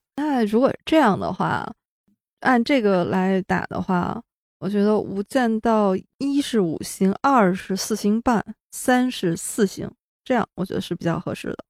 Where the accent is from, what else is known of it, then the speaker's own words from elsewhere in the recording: China; 我作为一个中国大陆的观众